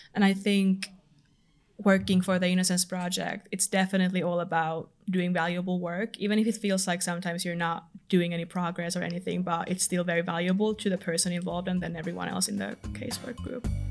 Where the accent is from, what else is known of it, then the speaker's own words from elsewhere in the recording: Finland; accent: Finnish; moved away as an adult; now in London, United Kingdom; I'm from Finland